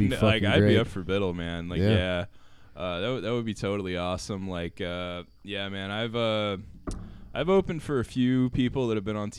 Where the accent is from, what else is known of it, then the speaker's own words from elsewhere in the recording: Gainesville, Florida, United States; Yeah, I'm from Gainesville. Parents are both from, you know, Newberry and Archer.